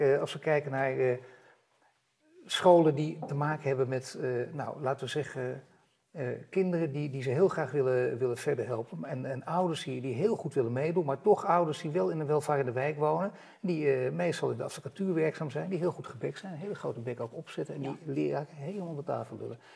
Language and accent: Dutch; Netherlands; daar zijn wij Nederlanders ook belangrijk